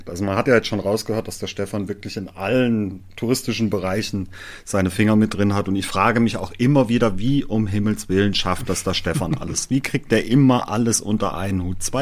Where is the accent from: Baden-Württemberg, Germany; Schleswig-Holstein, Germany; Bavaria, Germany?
Baden-Württemberg, Germany; läuft da auch nicht immer alles so wie geschmiertes Brot, sagt man bei uns im Schwarzwald.